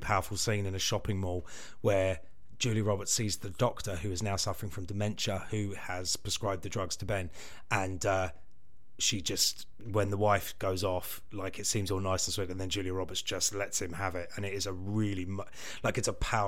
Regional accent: United Kingdom; We're British.

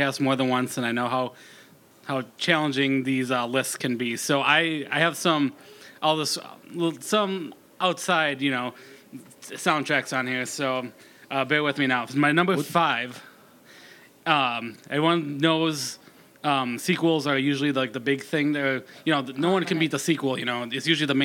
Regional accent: Minnesota, United States; I'm born and raised in Minnesota

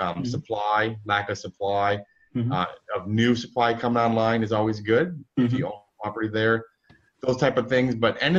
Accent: Midwest, United States; I grew up in the Midwest.

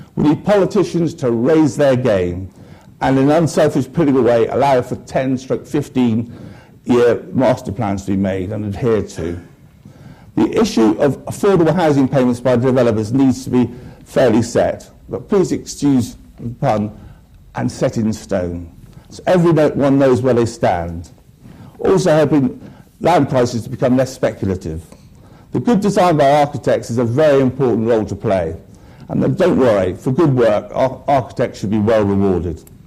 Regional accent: Devon, South West England, United Kingdom; moved away as an adult; also born or lived in Bristol; now in London, United Kingdom; I grew up in the Devon countryside

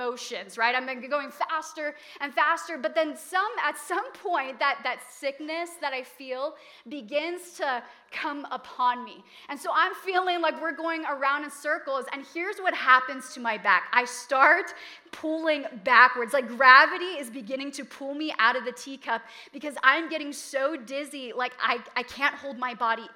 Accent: Hawaii, United States; moved away as an adult; I was from Hawaii

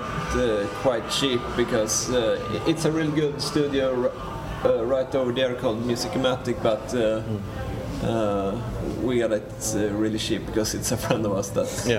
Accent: Sweden; I'm from Sal and you and Gustav are from Linköping.

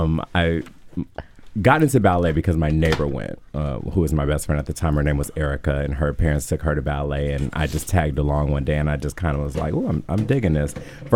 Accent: New York, United States; So I am from New York. I grew up enamored with ballet of all things.

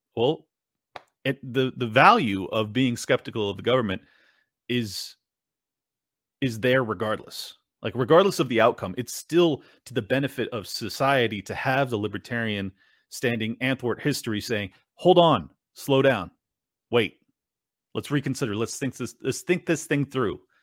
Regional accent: United States; I'm an American

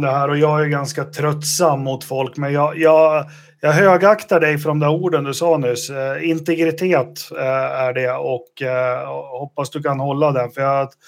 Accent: Sweden; jag är jättestolt svensk över säsongen Marcus gjorde.

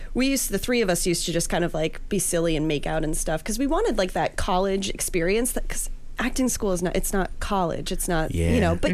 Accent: New Hampshire, United States; moved away as an adult; also born or lived in New York; So I grew up in New Hampshire.

